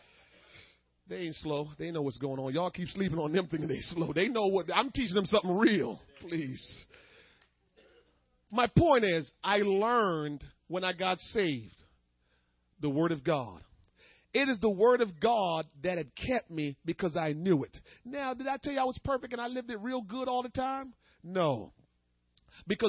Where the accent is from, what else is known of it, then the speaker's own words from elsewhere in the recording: Jamaica; I'm Jamaican